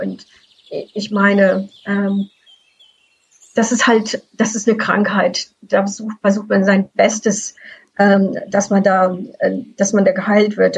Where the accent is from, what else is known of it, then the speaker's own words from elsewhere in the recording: Frankfurt, Hesse, Germany; now in Canada; Ich bin im Frankfurter Raum aufgewachsen